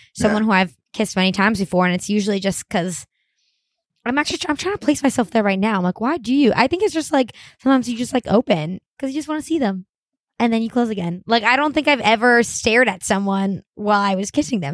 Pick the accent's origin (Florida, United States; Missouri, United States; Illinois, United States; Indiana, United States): Florida, United States; Miami; I'm from Miami